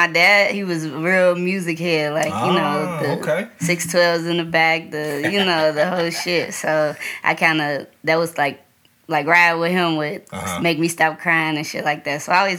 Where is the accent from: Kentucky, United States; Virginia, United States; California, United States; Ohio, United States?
Kentucky, United States; Louisville; growing up in Louisville, I grew up through, like, the whole, you know, West End area. That's where I'm from. So that's where I kind of grew up. And we moved around a lot.